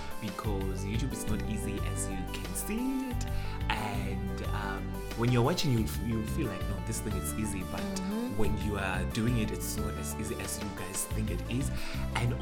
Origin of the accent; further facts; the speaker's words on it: South Africa; first language Sepedi; English is a second language; I'm very proud of being Sepedi